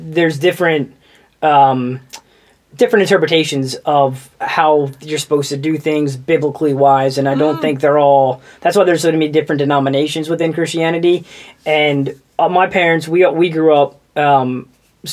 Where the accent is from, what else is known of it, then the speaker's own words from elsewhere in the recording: New Jersey, United States; accent: East Coast; also born or lived in Tampa, Florida / Houston, Texas; I grew up in South Jersey. We lived a little bit for a short time in North Jersey